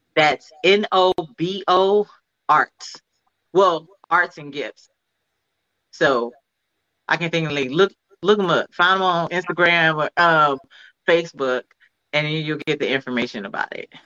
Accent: Cleveland, Ohio, United States; moved away; also born or lived in California; I'm from Cleveland, but I moved to California

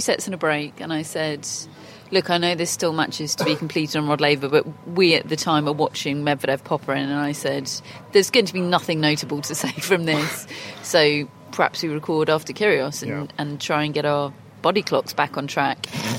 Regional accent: Australia; we're just not going to let you pass because we don't fancy it and we're Australian and we like to tell people they can't do things over here.

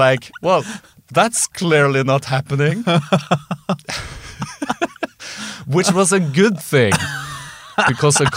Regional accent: Trondheim, Trøndelag, Norway; because I lived in Trondheim at the time, because I'm from Trondheim

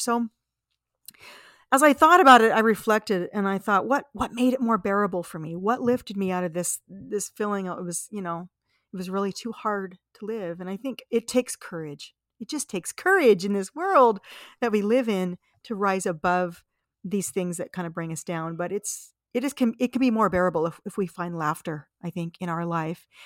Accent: Las Vegas, Nevada, United States; I grew up in Las Vegas, Nevada

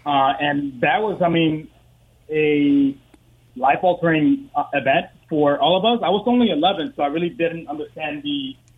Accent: Northern Virginia, United States; moved away as an adult; also born or lived in Dominican Republic; now in Mississippi Gulf Coast, United States; I've been down on the coast here since 2014. I was born in the Dominican Republic, you know, raised in Northern Virginia, and moved down here after my active duty service was done with the Corps.

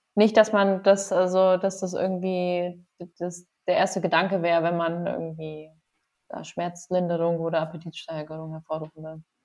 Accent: Passau, Bavaria, Germany; also born or lived in Göttingen; now in Augsburg, Germany; Ich komme aus Passau

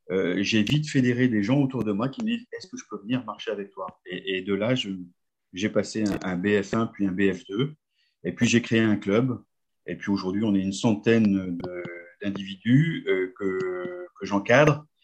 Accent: Hauts-de-France, France; je suis du Nord, j'habite un petit village qui s'appelle Billy Berclos. Alors, pour vous situer, c'est juste à côté de Lens, c'est pas très loin de Lille.

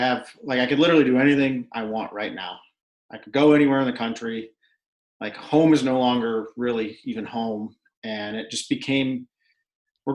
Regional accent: Cleveland, Ohio, United States; moved away as an adult; And I'm from Cleveland, grew up in Cleveland, called Cleveland home my whole life.

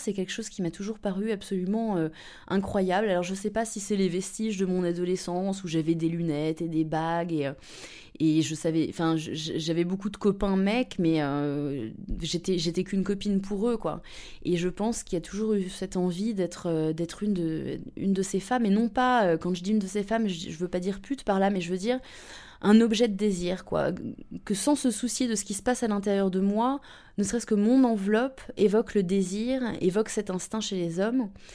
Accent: around Paris, Île-de-France, France; moved away as an adult; now in Berlin, Germany; j'ai 30 ans, euh, j'ai euh, grandi euh, dans les environs de Paris, entre les Hauts-de-Seine et la Seine-et-Marne

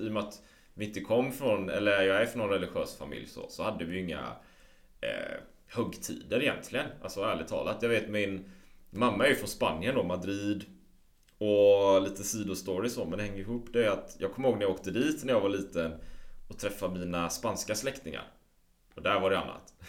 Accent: Sweden; hemma i Sverige

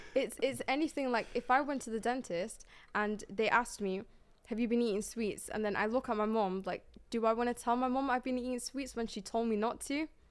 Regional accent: Manchester, North West England, United Kingdom; I'm from Manchester

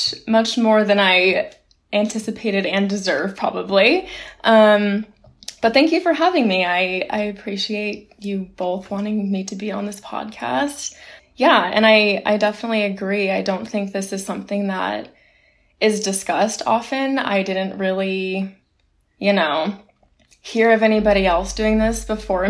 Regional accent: California, United States; moved away as an adult; now in Boston, United States; my hometown in California.

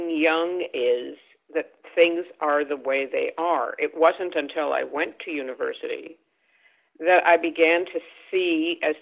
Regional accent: St. Paul, Minnesota, United States; moved away as an adult; also born or lived in California; I grew up in St. Paul, Minnesota

